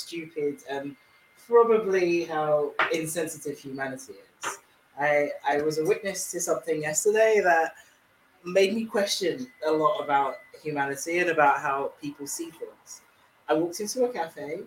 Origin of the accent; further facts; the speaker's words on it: London, United Kingdom; being from London